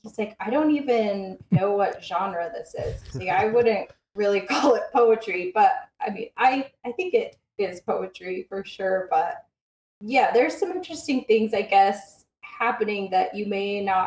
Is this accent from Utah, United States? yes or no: yes; Bountiful, Utah, United States; I grew up in Bountiful